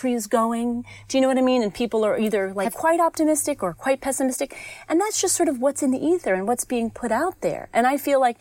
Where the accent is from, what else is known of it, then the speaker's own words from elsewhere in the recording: New York City, New York, United States; I grew up in New York City